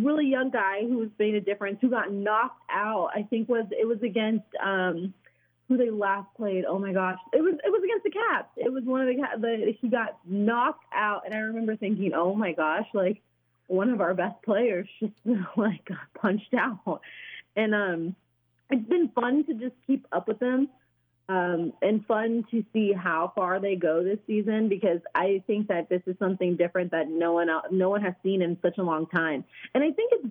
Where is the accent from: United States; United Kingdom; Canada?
United States; Raleigh, North Carolina; now in Wichita, United States; I am from North Carolina, so I the Raleigh area